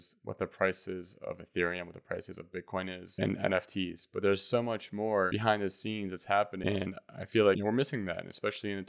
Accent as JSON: {"language": "English", "country": "United States", "said": "I'm an American"}